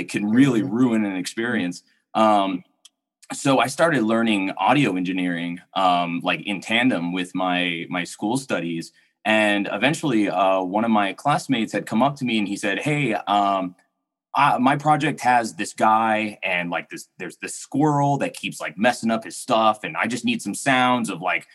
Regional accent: Pharr, Texas, United States; moved away; I grew up in South Texas. I grew up in a city called Farr

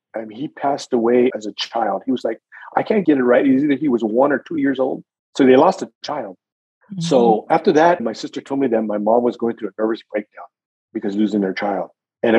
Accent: Gilroy, California, United States; also born or lived in San Jose, California; I was raised in Gilroy, California all my life

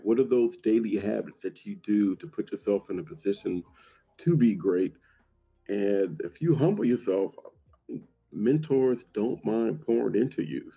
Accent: Compton, California, United States; growing up in Compton

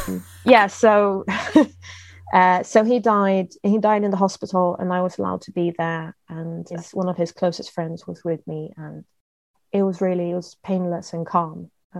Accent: United Kingdom; we always had tea because I'm British.

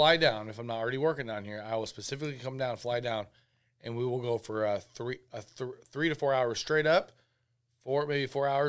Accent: Florida, United States; Oh, I'm from Florida, dude.

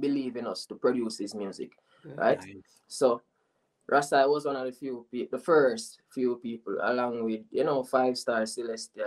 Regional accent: Falmouth, Trelawny, Jamaica; I am from Falmouth

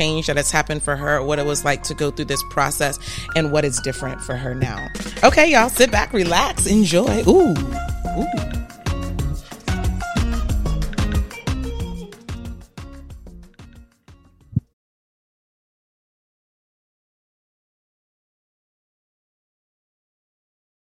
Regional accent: Virginia Beach, Virginia, United States; I'm from Virginia Beach

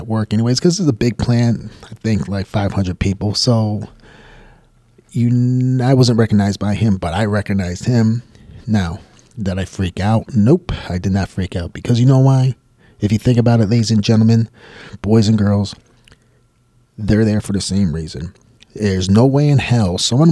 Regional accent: Michigan, United States; moved away as an adult; also born or lived in Buffalo, New York; I'm from Michigan and I was working at one of the auto companies

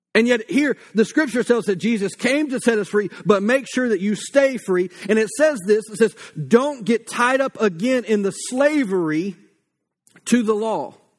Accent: United States; as Americans

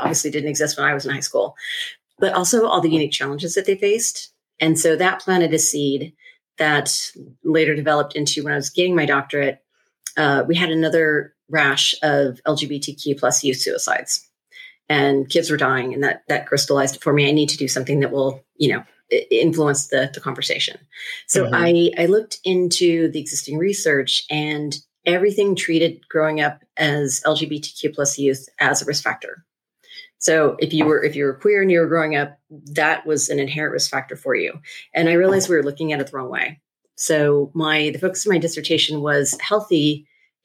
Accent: just outside of Seattle, Washington, United States; I actually grew up in a very middle-class, lower middle-class neighborhood here in Washington, just outside of Seattle

